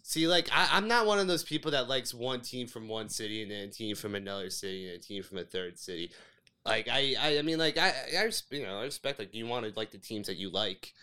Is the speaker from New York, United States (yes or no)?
yes; Long Island, New York, United States; Born and raised in Long Island.